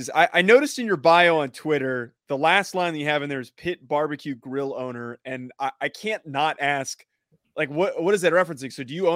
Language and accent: English; New Jersey, United States; now in Los Angeles, United States; I'm from New Jersey. I live in Los Angeles now.